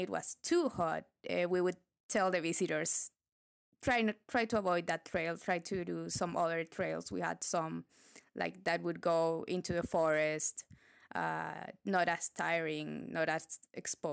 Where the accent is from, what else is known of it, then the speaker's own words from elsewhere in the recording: Santiago, Santiago Metropolitan Region, Chile; I was from Chile